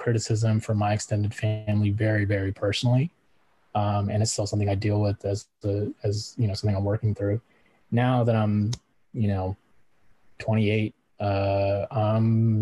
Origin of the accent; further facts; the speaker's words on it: United States; accent: American; speak Punjabi with an American accent? So what if I live in a country that doesn't always respect my ethnic background? I'm still American